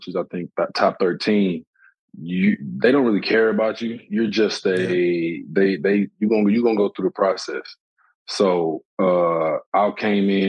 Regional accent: Flint, Michigan, United States; I'm from Flint

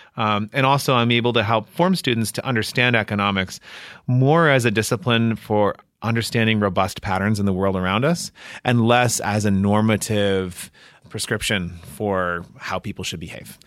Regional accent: Washington, District of Columbia, United States; moved away as an adult; also born or lived in Massachusetts / New Jersey; now in Indiana, United States; I was born in D C and grew up in the suburbs just outside of Washington

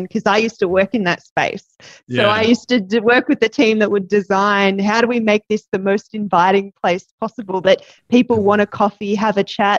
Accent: Melbourne, Victoria, Australia; now in Sydney, Australia; So I grew up in the suburbs of Melbourne. I currently live in Sydney now, but grew up in Melbourne.

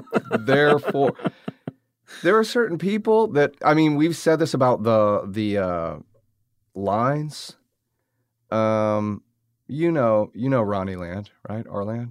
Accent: the South, United States; growing up in the South around these type of characters

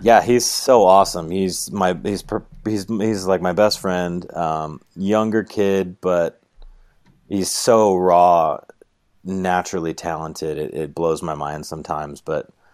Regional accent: New York, United States; moved away as an adult; now in Moab, United States; I'm from New York

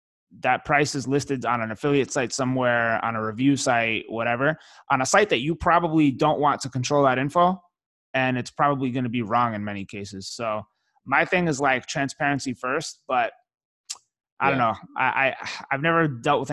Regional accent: New York City, New York, United States; now in Miami, United States; I grew up in New York City. Raised in Brooklyn

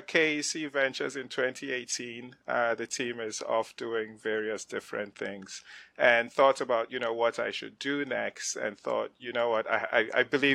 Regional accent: Nigeria; moved away as an adult; also born or lived in Ghana; now in United States; I grew up in West Africa. I come from Ghana, grew up in Nigeria, came to the States to go to college on a grant

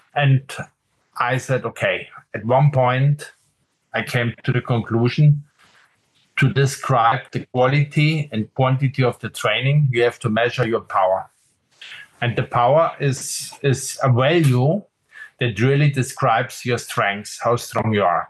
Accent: Munich, Bavaria, Germany; I grew up in Munich, so this is south of Germany in Bavaria

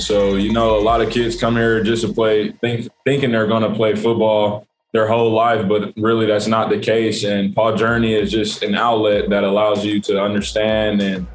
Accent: North Carolina, United States; I'm from North Carolina

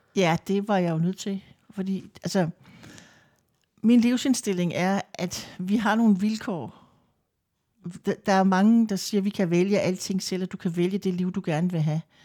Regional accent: Lolland, Zealand, Denmark; now in Vordingborg, Denmark; Jeg kommer fra Lolland. Bor mm. i Vordingborg. Har gjort det i rigtig mange år.

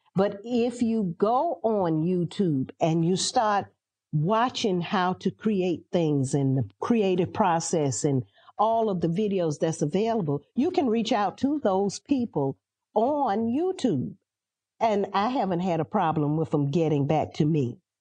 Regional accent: Atlanta, Georgia, United States; also born or lived in Athens, Georgia / Washington, D.C.; now in South Carolina, United States; I'm a city girl. I grew up in Atlanta and Athens and Washington, D C

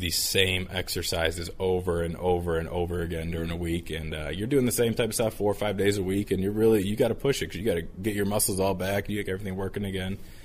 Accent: Cleveland, Ohio, United States; moved away as an adult; also born or lived in Michigan; now in Cincinnati, United States; I'm from Cleveland. I was a Browns fan growing up.

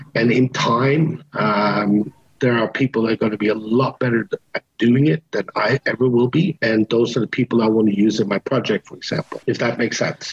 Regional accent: Canada; moved away; I lived in Canada for many years. I am Canadian

